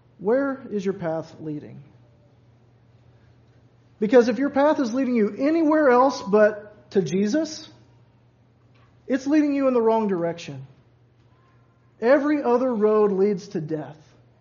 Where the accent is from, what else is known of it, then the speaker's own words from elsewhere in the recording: Louisville, Kentucky, United States; I grew up in Louisville, so right there on the river